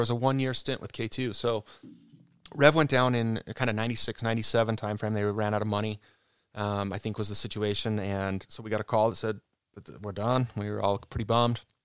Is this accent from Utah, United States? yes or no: yes; Cottonwood Heights, Utah, United States; I was born in Cottonwood Heights.